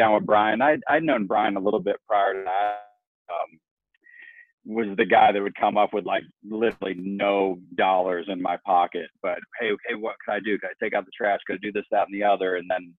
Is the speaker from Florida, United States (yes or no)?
yes; Fort Myers, Florida, United States; also born or lived in Tampa; grew up in Fort Myers.